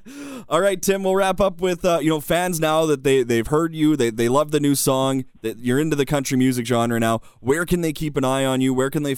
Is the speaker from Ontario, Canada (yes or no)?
yes; Thunder Bay, Ontario, Canada; I'm from Thunder Bay.